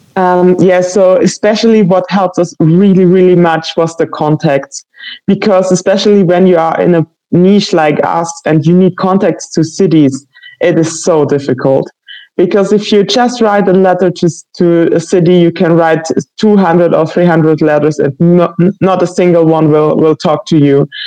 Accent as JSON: {"language": "English", "region": "Baden-Württemberg", "country": "Germany", "moved": "as an adult", "lives_now": "Leipzig, Germany", "said": "I'm from Germany, uh, especially from um, Baden Württemberg"}